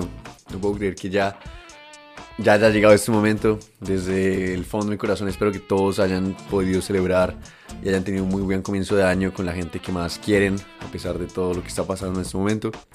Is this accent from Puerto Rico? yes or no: no; Colombia; vengo de Colombia